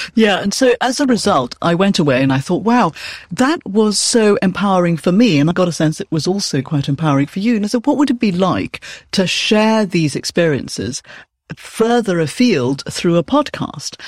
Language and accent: English; Malaysia; now in United Kingdom; I'm originally from Malaysia. I'm Chinese. Now I'm British